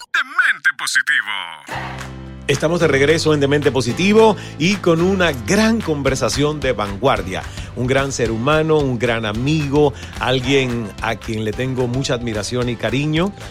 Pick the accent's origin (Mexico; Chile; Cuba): Cuba; como cubano, pues nunca vi a nadie hacer arepa en Cuba